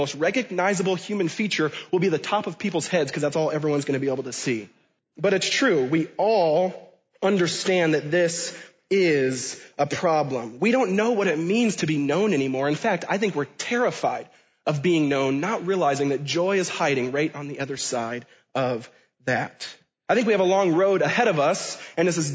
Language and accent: English; Washington, United States; where I was born and raised in Washington State